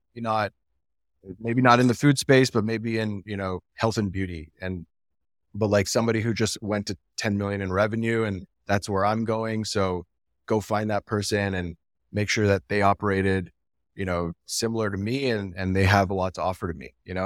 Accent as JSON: {"language": "English", "country": "Canada", "said": "I'm from Canada"}